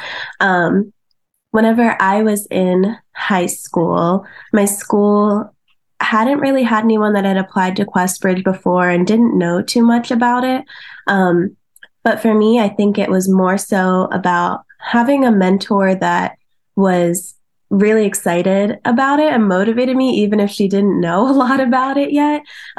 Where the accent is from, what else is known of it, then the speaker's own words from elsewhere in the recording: Chambersburg, Pennsylvania, United States; I grew up in Chambersburg, Pennsylvania. I always tell people that it's nestled right between Amish country and the foothills of the Appalachian Mountains. So it's a really beautiful, wonderful place to grow up.